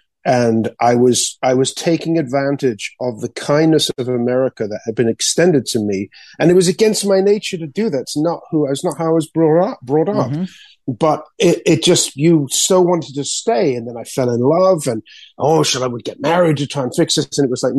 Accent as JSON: {"language": "English", "country": "Spain", "tie": "born or raised there", "also_born_or_lived": "England", "said": "growing up in Spain as an English person, I was exposed to a lot of the anti-American like propaganda."}